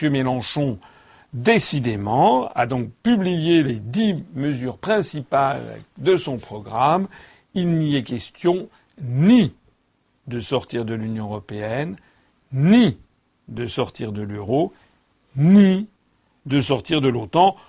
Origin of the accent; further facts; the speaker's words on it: France; Je suis français